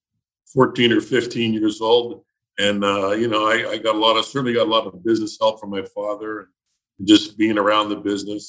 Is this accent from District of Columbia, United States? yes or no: no; Pittsburgh, Pennsylvania, United States; I thought that my hometown was the center of the earth.